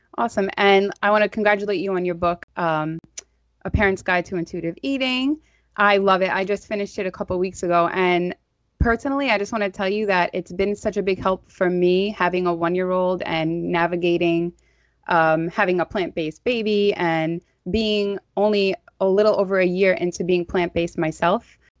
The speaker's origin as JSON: {"language": "English", "town": "New York City", "region": "New York", "country": "United States", "accent": "Staten Island", "said": "my Staten Island accent"}